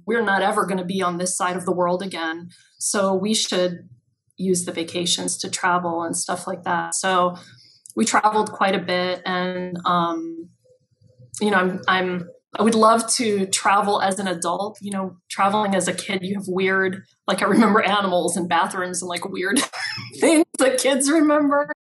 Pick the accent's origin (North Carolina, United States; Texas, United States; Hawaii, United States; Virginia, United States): Hawaii, United States; Kailua; also born or lived in Waimea, Hawaii / Los Angeles; I grew up in Kailua